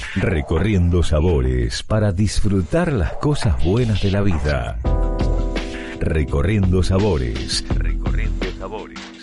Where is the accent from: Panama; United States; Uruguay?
Panama; acá en Panamá somos bien unidos